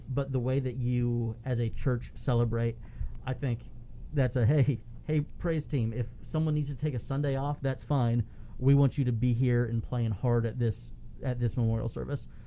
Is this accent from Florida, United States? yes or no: yes; Palm Harbor, Florida, United States; the church that I grew up going to in Palm Harbor, about ten miles away